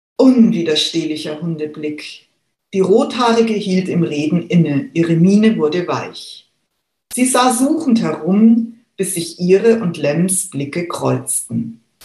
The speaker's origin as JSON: {"language": "German", "town": "Munich", "region": "Bavaria", "country": "Germany", "tie": "born or raised there", "said": "Ich selber bin geborene Münchnerin, besser gesagt Giesingerin"}